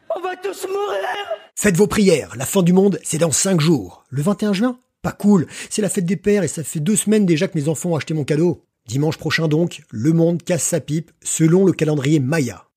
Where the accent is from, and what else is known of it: France